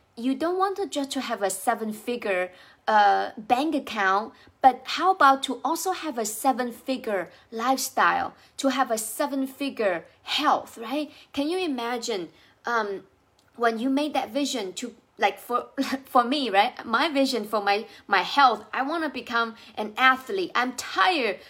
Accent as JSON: {"language": "English", "country": "China", "tie": "born or raised there", "second_language": "English", "moved": "yes", "lives_now": "United States", "said": "I speak with an accent because I, I wasn't born in the U S, I was, uh, born and raised in China"}